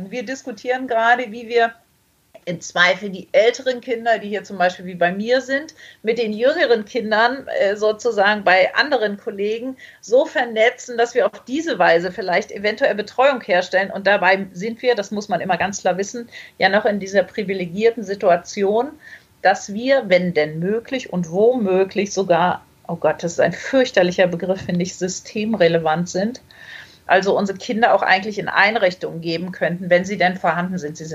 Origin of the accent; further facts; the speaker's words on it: Baltic coast, Germany; Ich bin an der Ostsee groß geworden und immer wenn ich irgendwie stinke sauer war und wütend, bin ich ans Meer gegangen